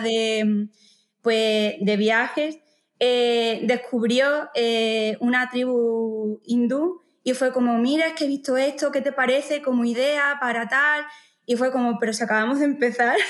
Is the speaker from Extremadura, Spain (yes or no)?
yes; Montijo, Extremadura, Spain; soy de Montijo